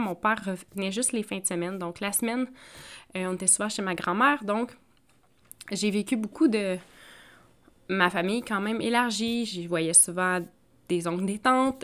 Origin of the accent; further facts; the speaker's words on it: Outaouais, Quebec, Canada; moved away; ma région natale euh, de l'Outaouais, Maniwaki, Mont-Laurier